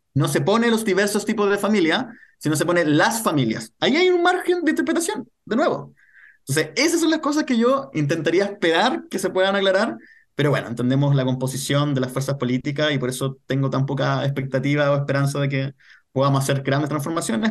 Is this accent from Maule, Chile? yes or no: no; Renca, Santiago Metropolitan Region, Chile; yo vivo en Renca, soy poblador de Renca, he vivido toda mi vida en Renca